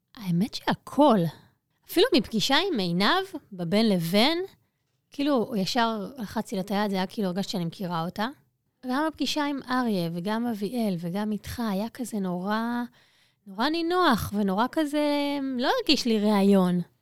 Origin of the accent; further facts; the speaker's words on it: Ness Ziona, Central District, Israel; נולדתי בנס ציונה, אה, אני שם עד היום.